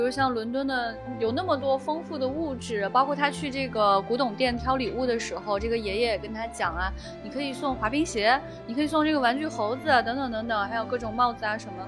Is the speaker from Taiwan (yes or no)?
no; Xi'an, Shaanxi, China; 我小时候在我们西安啊